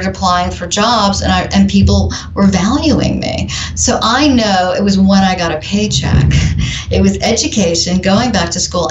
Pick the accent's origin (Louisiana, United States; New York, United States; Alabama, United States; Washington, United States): New York, United States; Adirondacks; now in New York City, United States; growing up in the Adirondacks, as you mentioned, it was a really rural place